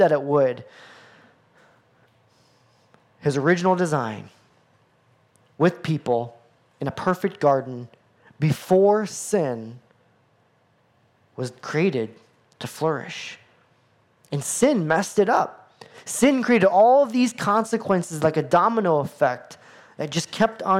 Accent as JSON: {"language": "English", "country": "United States", "said": "as an American boy"}